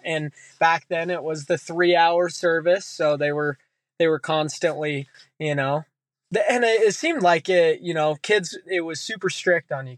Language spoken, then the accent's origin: English; Utah, United States; growing up in Utah as a kid